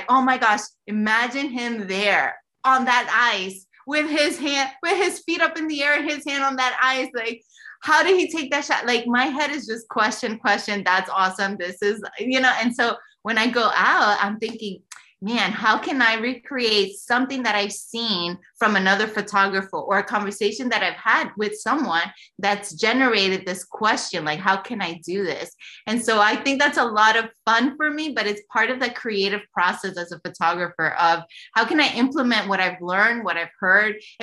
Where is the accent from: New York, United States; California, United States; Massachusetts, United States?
New York, United States; New York City; now in Texas, United States; I was born and raised in New York, in the creative state of New York City